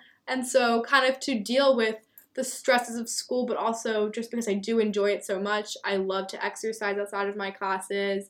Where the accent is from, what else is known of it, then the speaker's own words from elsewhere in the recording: Lancaster, Pennsylvania, United States; moved away; I'm from Lancaster, Pennsylvania, which is like the Amish farm capital.